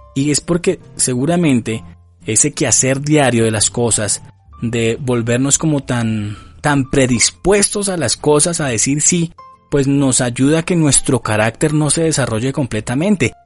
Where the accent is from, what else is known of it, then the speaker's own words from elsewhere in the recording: Colombia; como somos buenos colombianos